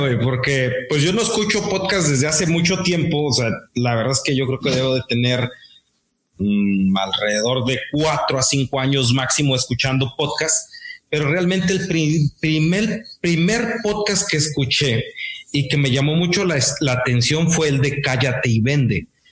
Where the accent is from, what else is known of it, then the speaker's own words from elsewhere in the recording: Morelos, Mexico; now in Monterrey, Mexico; soy del estado de Morelos, actualmente radico en, Monterrey